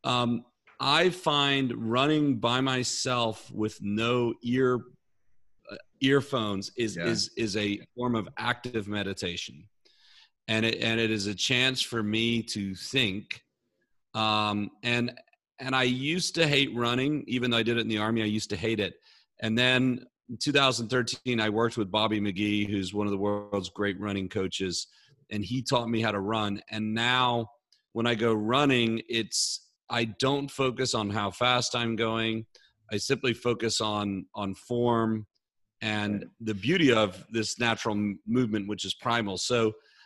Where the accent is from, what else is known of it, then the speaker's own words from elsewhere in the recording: Belfast, Northern Ireland, United Kingdom; moved away; also born or lived in West Point, New York; I was born in 1978 in Belfast, Northern Ireland, in the middle of a war zone, to an Englishman, my father, who married an American woman, my mother, from Minnesota